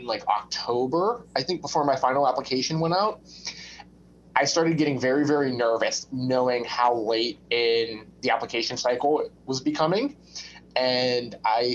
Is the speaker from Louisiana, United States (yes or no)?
no; Pittsburgh, Pennsylvania, United States; also born or lived in West Virginia; I'm born and raised in Pittsburgh. Other than the time I spent at medical school, I've lived in Pittsburgh my whole life.